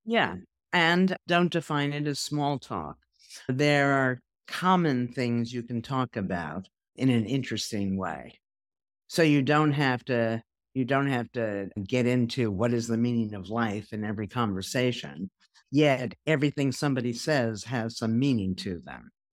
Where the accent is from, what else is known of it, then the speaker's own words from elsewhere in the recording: New York, United States; I'm a New Yorker